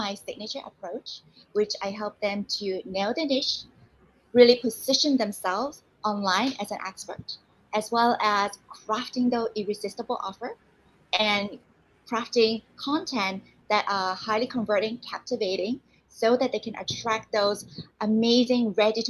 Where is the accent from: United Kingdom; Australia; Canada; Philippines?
Canada; moved away as an adult; also born or lived in Hong Kong / United States / Singapore; now in Taiwan; I also grew up in Canada